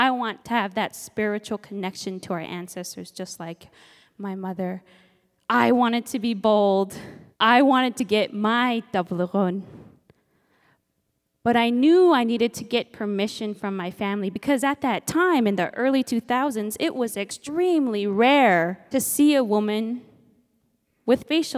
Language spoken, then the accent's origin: English; Nome, Alaska, United States; I'm Inupiaq from Nome, Alaska, and my parents raised me to embrace my Inupiaq heritage. Raised out on the land